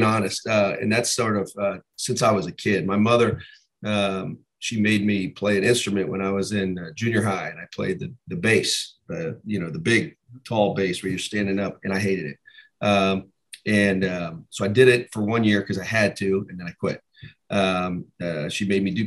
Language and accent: English; Columbus, Ohio, United States; I was born and raised in Columbus, Ohio